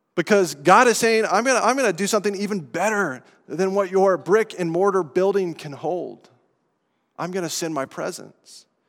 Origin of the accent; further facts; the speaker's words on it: Estes Park, Colorado, United States; moved away; in my hometown that I grew up in of Estes Park, Colorado